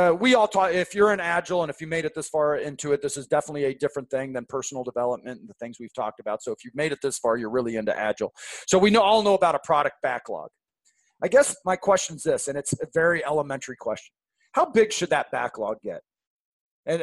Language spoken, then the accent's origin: English; Seattle, Washington, United States; now in St. Louis, United States; I grew up in Seattle and it just drips.